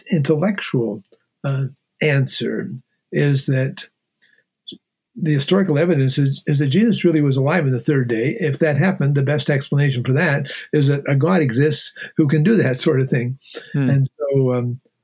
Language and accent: English; Ontario, Canada; moved away; I'm a farm boy from Ontario, Canada